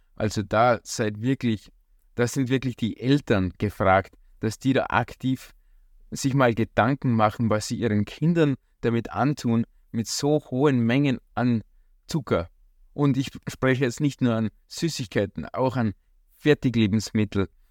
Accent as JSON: {"language": "German", "country": "Austria", "said": "bei uns in Österreich"}